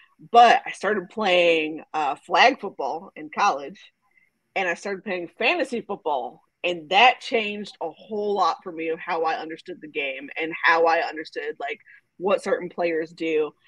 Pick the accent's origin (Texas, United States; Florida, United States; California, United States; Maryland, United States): Texas, United States; So, as you know from listening to the beginning of the podcast, I am originally from Texas. And when I grew up, I was a Cowboys fan, right?